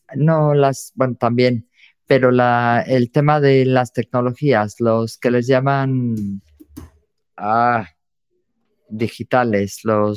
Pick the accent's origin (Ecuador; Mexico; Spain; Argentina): Mexico; soy mexicana